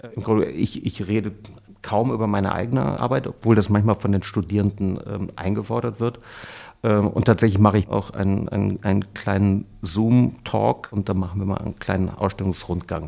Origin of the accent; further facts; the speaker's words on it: Cologne, North Rhine-Westphalia, Germany; als geborener Kölner